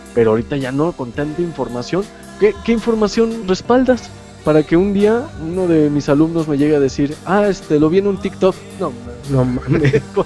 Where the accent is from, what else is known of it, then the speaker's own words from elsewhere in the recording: Mexico; nosotros este, hemos tenido como mexicano